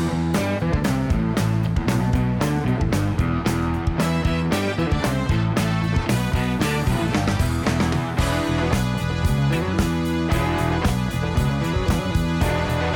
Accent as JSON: {"language": "English", "region": "New York", "country": "United States", "tie": "born or raised there", "said": "When I was a kid growing up, my fascination as an American New York kid was with British music"}